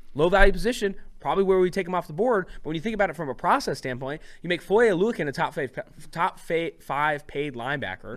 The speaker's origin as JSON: {"language": "English", "town": "Oakland", "region": "California", "country": "United States", "said": "from Oakland."}